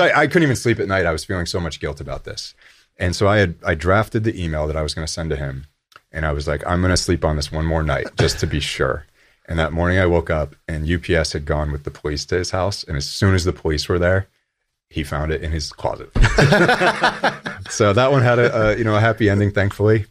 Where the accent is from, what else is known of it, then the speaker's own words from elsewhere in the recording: Buffalo, New York, United States; I grew up in Buffalo, New York